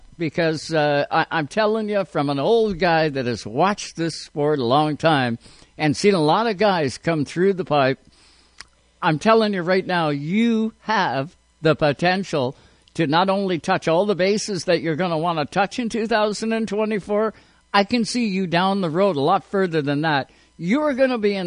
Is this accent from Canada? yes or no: yes; Canada; we're Canadian.